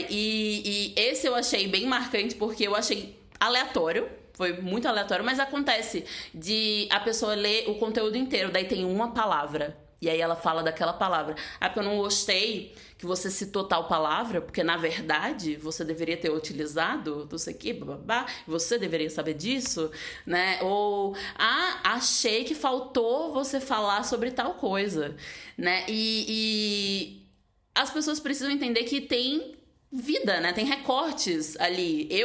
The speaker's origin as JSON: {"language": "Portuguese", "region": "Northeast Region", "country": "Brazil", "said": "fico feliz como nordestina, né?"}